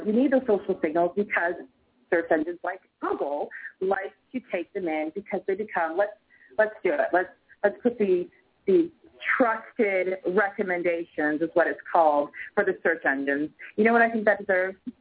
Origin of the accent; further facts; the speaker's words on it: Canada; I'm Canadian